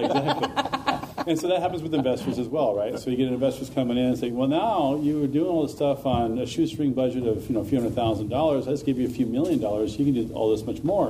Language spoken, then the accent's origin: English; Sacramento, California, United States; I'm from Sacramento as well